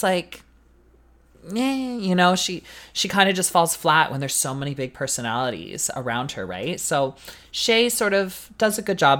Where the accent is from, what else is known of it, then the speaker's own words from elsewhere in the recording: Canada; as a Canadian girly